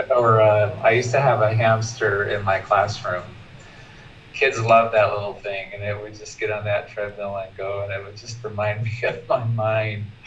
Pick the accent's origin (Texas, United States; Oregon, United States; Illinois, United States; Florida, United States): Oregon, United States; Portland; also born or lived in San Francisco Bay Area, California; now in Chiang Mai, Thailand; I'm originally from the West Coast. My family's in Portland. Was born and raised there, but I identify more with uh, California and the Bay Area.